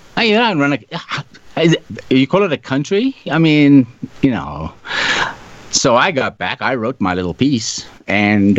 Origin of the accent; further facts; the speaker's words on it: South Africa; moved away; I was born in South Africa. Grew up there.